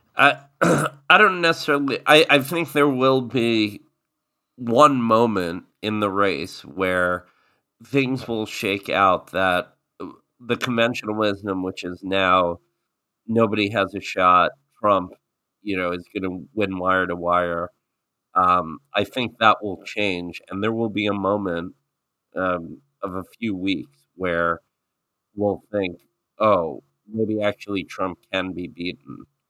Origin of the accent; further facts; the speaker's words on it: southern New Jersey, United States; also born or lived in New York; I grew up in southern New Jersey, the the Eagles part of New Jersey, um, as a kid